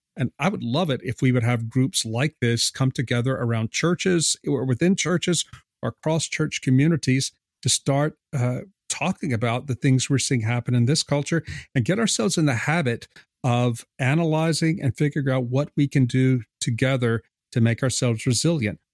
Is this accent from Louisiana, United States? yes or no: yes; South Louisiana, United States; I'm from South Louisiana. I live here now.